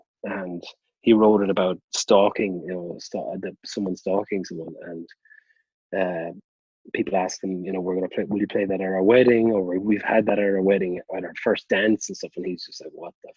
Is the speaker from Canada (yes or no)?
no; Limerick, Munster, Ireland; I grew up in Corbally, which is it's as the crow flies, about, you know, 500 meters, maybe a little bit more, from Thomond Park.